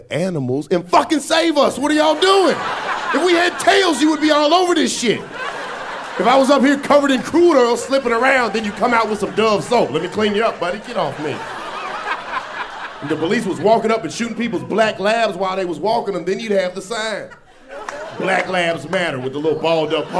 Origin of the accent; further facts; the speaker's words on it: Atlanta, Georgia, United States; moved away; I'm from Atlanta. I'm from the South. I was back home like 2 weeks ago